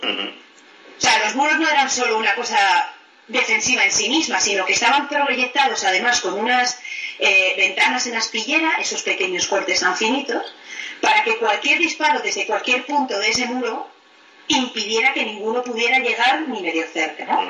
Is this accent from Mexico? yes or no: no; Spain; now in England, United Kingdom